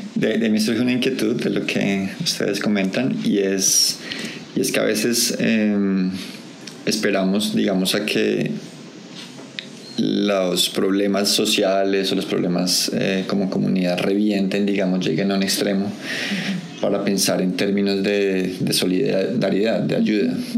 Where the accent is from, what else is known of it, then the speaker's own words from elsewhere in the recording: Colombia; colombiano, digamos nosotros, o como latinos también